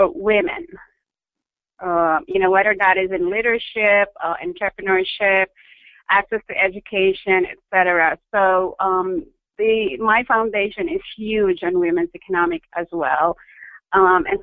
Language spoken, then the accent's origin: English; Philippines; I grew up in the Philippines. Born and bred, educated